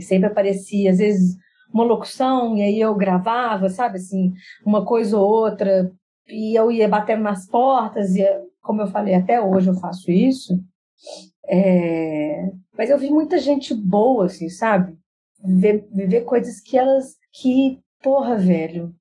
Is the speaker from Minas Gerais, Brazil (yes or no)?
yes; Belo Horizonte, Minas Gerais, Brazil; moved away as an adult; now in São Paulo, Brazil; gente mineiro, criado dentro da família tradicional, família mineira